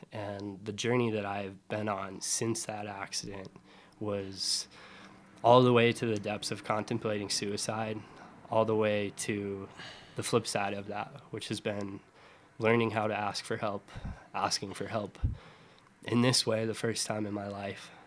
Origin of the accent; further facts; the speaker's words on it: Summit County, Colorado, United States; I grew up in Colorado, right, in Summit County